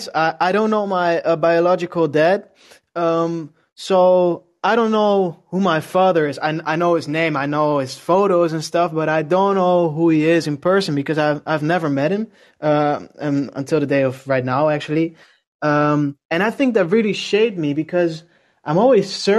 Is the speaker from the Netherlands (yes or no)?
yes; Leiden, South Holland, Netherlands; also born or lived in Noordwijk; I'm from a city called Leiden. It's near Amsterdam